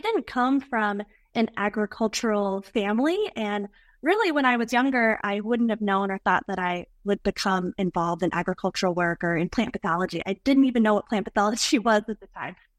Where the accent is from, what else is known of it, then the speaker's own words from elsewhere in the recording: Arkansas, United States; moved away as an adult; also born or lived in West Texas; now in Minnesota, United States; I think I would consider myself an Arkansan. I lived most of my adult life in Arkansas. I was born in West Texas